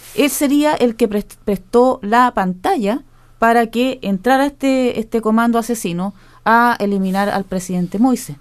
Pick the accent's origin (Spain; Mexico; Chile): Chile; de nuestras familias como chilenos nos transmitieron mucha cultura